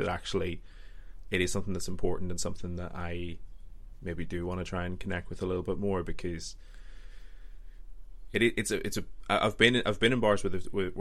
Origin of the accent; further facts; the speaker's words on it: Northern Ireland, United Kingdom; I'm actually from Northern Ireland